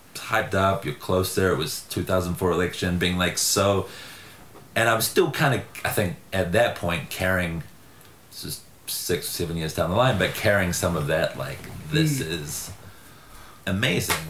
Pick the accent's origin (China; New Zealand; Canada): New Zealand; now in United States